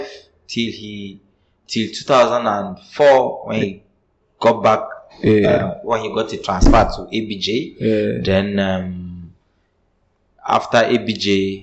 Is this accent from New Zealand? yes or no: no; Kaduna, Kaduna State, Nigeria; I grew up in Kaduna State, Nigeria.